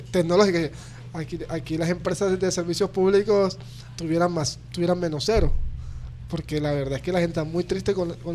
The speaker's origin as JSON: {"language": "Spanish", "town": "Barranquilla", "region": "Atlántico", "country": "Colombia", "said": "aquí en mm. Barranquilla tenemos una, ventaja"}